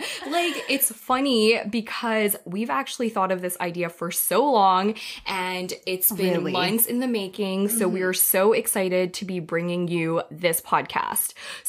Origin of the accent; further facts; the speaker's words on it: Taiwan; now in Toronto, Canada; I am, I guess you could say Chinese, but if you want to be real specific, specific, I'm actually from Taiwan. My family, my whole family is from Taiwan. Right now, I actually live in Toronto full time